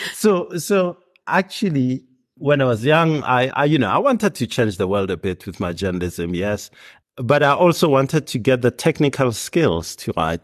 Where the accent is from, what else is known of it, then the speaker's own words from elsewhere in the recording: Hammanskraal, Gauteng, South Africa; I grew up in Hermannskraal, which is north of Pretoria